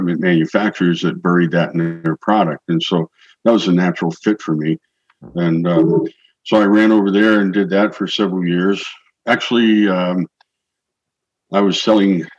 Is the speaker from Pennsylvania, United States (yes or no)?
yes; Pennsylvania, United States; moved away; also born or lived in Milwaukee, Wisconsin / Minnesota; my hometown area back in Pennsylvania